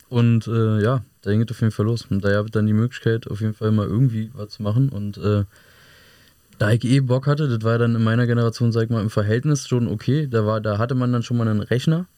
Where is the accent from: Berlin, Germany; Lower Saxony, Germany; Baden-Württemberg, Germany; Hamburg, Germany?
Berlin, Germany; Hohenschönhausen; bei der alten Feuerwache bei uns in Hohenschönhausen